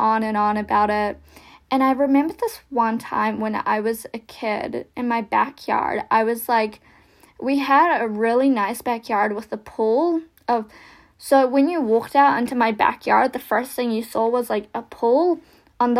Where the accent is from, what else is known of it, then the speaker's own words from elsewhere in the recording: New Zealand; accent: American, Kiwi; also born or lived in Russia; after being adopted, I came to New Zealand